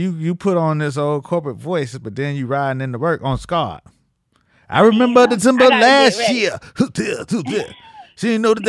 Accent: Miami, Florida, United States; we are from Miami. Dade County, 305.

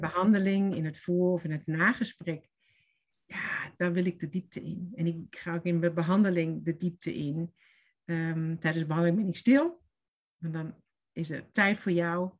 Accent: Stuttgart, Baden-Württemberg, Germany; Dutch is a second language; moved away as an adult; also born or lived in Oberstdorf / Veendam; now in Netherlands; ik kom uit Duitsland, ben geboren in Stuttgart. En ik heb gewoond ook in Stuttgart lang en in de bergen

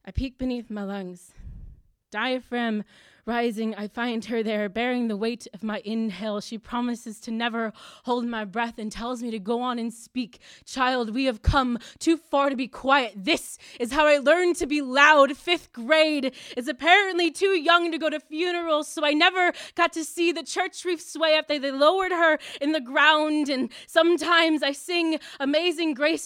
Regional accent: United States; I'm American

